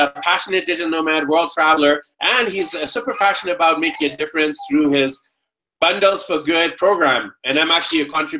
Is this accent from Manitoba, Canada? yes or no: no; Vancouver, British Columbia, Canada; I'm actually from Vancouver, BC, Canada, but currently we're traveling around South America. We're currently in La Paz, the capital of Bolivia